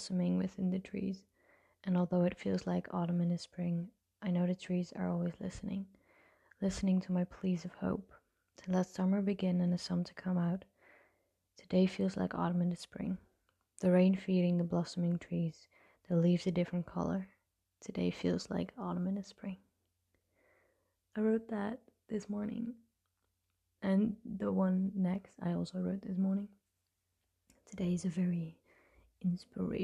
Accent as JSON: {"language": "English", "country": "Netherlands", "said": "I'm from the Netherlands"}